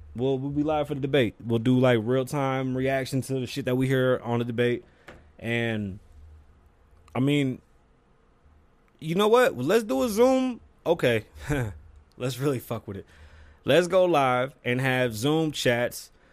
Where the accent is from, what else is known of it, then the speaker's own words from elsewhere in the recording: Puerto Rico; I'm from Puerto Rico. I'm Puerto Rican.